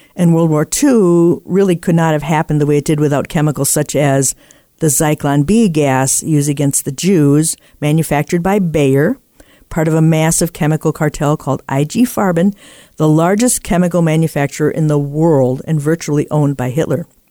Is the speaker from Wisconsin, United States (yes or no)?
yes; Appleton, Wisconsin, United States; in my hometown here, we have a house that was the first in the U S to be lit by incandescent lighting from hydroelectric power